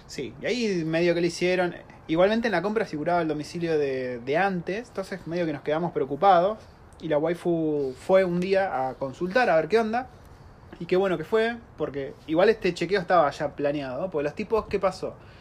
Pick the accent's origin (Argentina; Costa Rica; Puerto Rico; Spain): Argentina; now in New Zealand; una familia argentina viviendo en Nueva Zelanda ya hace tres años